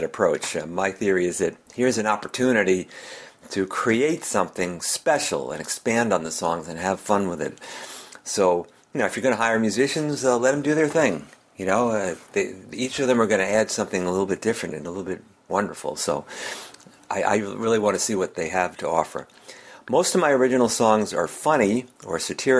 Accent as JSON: {"language": "English", "town": "Melrose", "region": "Massachusetts", "country": "United States", "said": "I'm a singer-songwriter from Melrose, Massachusetts, which is about 10 miles north of Boston."}